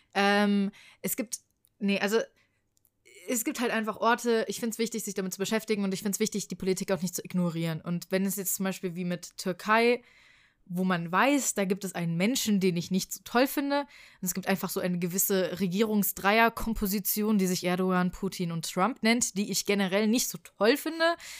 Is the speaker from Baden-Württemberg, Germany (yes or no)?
no; Frankfurt, Hesse, Germany; ich komme aus Frankfurt